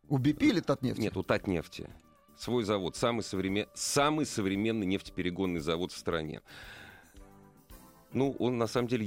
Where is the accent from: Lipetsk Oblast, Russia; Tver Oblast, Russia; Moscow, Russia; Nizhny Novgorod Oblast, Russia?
Moscow, Russia; я нищеброд, москвич.